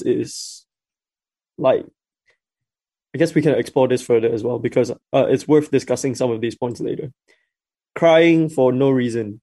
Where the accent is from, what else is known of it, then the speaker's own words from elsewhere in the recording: Malaysia; now in Dunedin, New Zealand; as a Malaysian